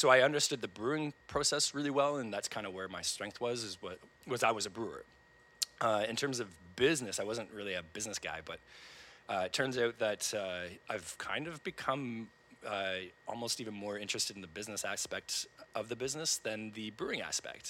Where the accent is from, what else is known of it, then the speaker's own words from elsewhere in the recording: Brampton, Ontario, Canada; moved away as an adult; also born or lived in Taiwan; now in Kingston, Canada; I grew up in Brampton, but, you know, I didn't have a home in Canada at that point